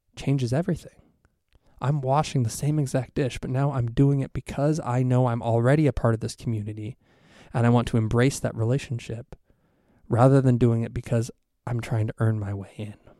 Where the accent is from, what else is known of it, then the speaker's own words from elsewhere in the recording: Ohio, United States; moved away as an adult; now in Texas, United States; We're both from Ohio originally